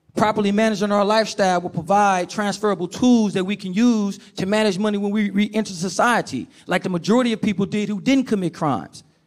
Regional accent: Oakland, California, United States; I grew up in Oakland, California

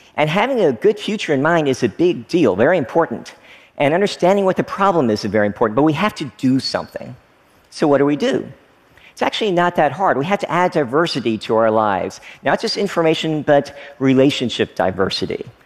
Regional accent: Frankfort, Kentucky, United States; moved away as an adult; also born or lived in Oneida, Tennessee / Stearns, Kentucky; I lived there for the first few years of my life before moving to another small town, Frankfort, Kentucky. Basically, I grew up in small town America

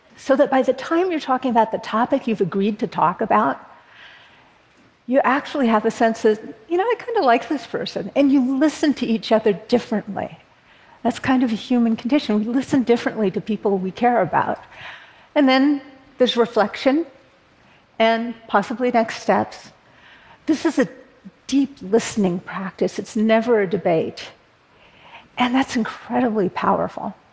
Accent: Berkeley, California, United States; born or raised there

